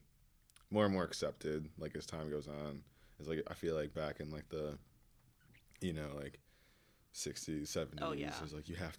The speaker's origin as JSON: {"language": "English", "town": "Waukesha", "region": "Wisconsin", "country": "United States", "said": "I'm from Waukesha"}